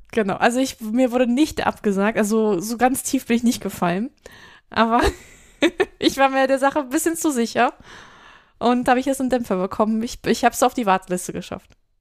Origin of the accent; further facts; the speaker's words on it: Düsseldorf, North Rhine-Westphalia, Germany; ich habe meine Jugend und meine wilde Zeit auch eher in Düsseldorf verbracht als in Köln